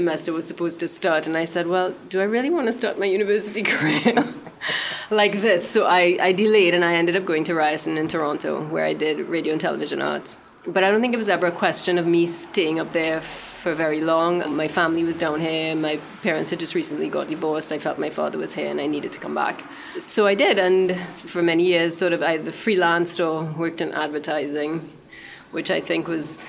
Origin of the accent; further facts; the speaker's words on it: Port of Spain, Trinidad & Tobago; I was born in Port of Spain. Went to St. Joseph's Convent